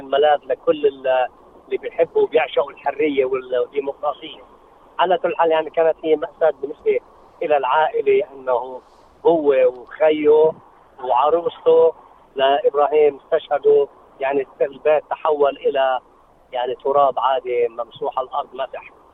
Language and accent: Arabic; South Lebanon, Lebanon; now in Australia; عندنا يعني بالجنوب